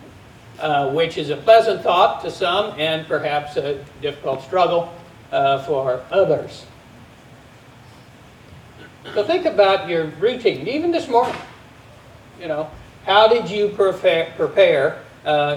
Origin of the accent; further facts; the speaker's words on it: Texas, United States; As a Texan